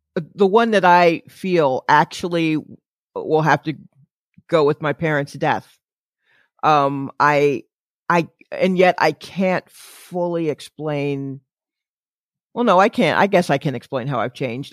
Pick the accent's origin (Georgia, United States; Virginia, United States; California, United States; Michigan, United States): Georgia, United States; Atlanta; born or raised there; now in New York, United States